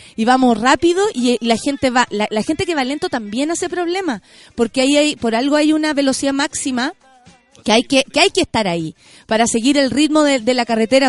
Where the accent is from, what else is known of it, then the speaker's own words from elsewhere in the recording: Santiago, Santiago Metropolitan Region, Chile; somos afortunados los de Santiago